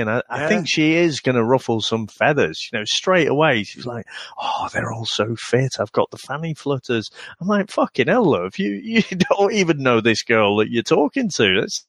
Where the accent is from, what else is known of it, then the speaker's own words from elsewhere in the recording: Manchester, North West England, United Kingdom; I'm from Manchester.